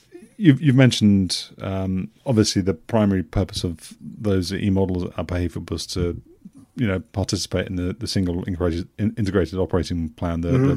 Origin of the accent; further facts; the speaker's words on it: Newmarket, East of England, United Kingdom; I grew up in Newmarket